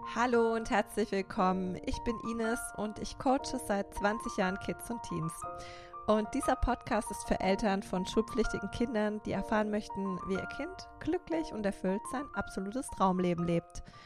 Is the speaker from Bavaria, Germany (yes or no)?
no; Karlsruhe, Baden-Württemberg, Germany; accent: Baden; moved away as an adult; now in Stuttgart, Germany; ganz ursprünglich komme ich aus Karlsruhe. Ähm, das merkst du sicher vielleicht auch an meinem badischen Dialekt.